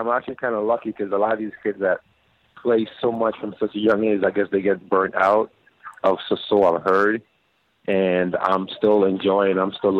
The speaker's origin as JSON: {"language": "English", "town": "St. Thomas", "country": "U.S. Virgin Islands", "tie": "born or raised there", "said": "unfortunately, I wasn't really a fan of baseball growing up."}